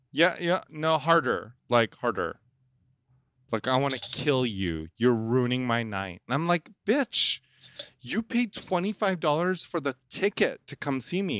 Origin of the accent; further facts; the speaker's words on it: Indonesia; I'm from Indonesia. We eat weird stuff